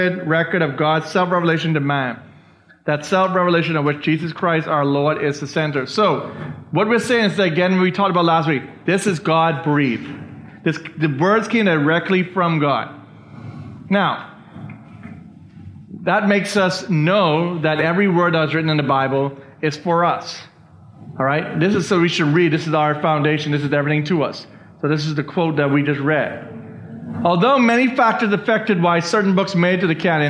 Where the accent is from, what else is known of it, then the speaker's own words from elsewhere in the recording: Bahamas; I was born in the Bahamas. I'm a Bahamian citizen.